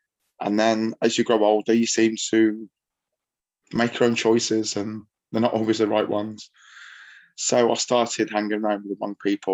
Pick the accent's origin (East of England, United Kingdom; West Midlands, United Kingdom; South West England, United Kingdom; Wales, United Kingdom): West Midlands, United Kingdom; Chelmsley Wood; also born or lived in Tamworth; where I grew up in Chelmsley Wood